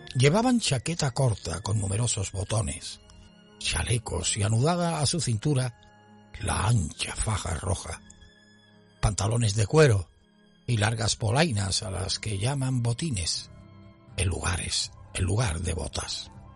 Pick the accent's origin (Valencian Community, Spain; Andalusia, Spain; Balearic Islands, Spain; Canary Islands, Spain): Andalusia, Spain